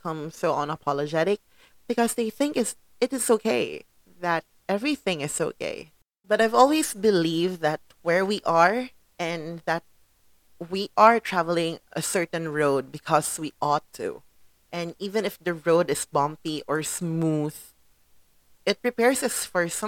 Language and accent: English; Philippines; I am a Filipino in the Philippines